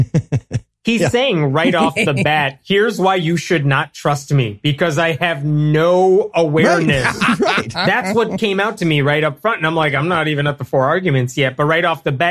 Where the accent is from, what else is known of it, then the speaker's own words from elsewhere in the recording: Chicago, Illinois, United States; I'm from Chicago